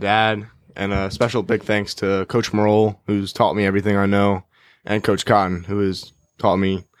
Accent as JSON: {"language": "English", "town": "Mayo", "region": "Maryland", "country": "United States", "tie": "born or raised there", "said": "Growing up in Mayo and continuing to go to a public school and stay public all through middle school and now high school"}